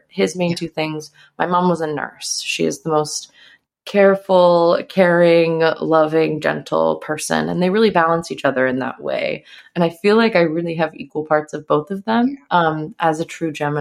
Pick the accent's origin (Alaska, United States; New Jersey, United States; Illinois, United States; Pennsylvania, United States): Illinois, United States; a small town outside of Chicago; I grew up in Chicago, in a small town outside of Chicago.